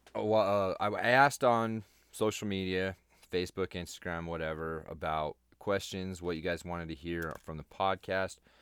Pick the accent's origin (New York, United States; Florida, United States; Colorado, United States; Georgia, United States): Colorado, United States; That's my home state